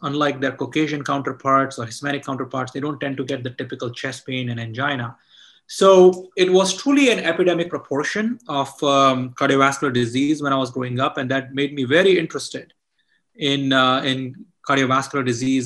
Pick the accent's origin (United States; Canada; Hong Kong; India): India; moved away; I grew up in India